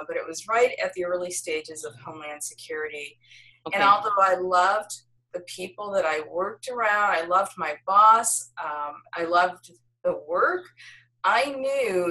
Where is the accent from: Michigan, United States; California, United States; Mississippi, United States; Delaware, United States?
Michigan, United States; now in Washington, D.C., United States; Michigan is my home state